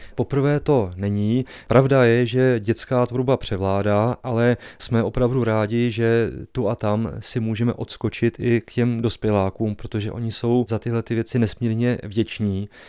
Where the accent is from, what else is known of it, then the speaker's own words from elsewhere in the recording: Slatiňany, Pardubice Region, Czechia; also born or lived in Hradec Králové / Prague; jsem vyrůstal ve Slatíňanech